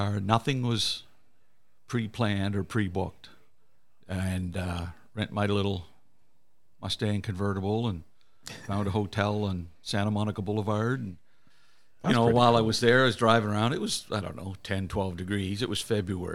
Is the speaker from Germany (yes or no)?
no; Canada; being Canadian and all